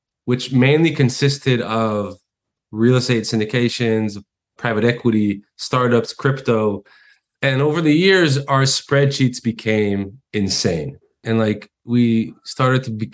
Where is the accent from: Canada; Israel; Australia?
Israel; also born or lived in United States; when I was a child, we moved to Israel, far, far away. Finished high school, got drafted in the military, which is mandatory in Israel